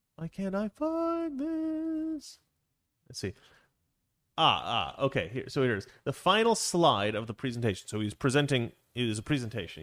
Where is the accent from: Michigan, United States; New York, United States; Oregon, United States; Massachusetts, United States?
Oregon, United States; I'm from Oregon